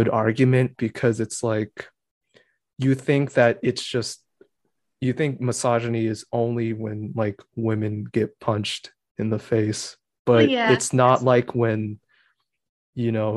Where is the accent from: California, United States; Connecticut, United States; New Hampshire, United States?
New Hampshire, United States; I grew up in New Hampshire and I was just the Asian kid.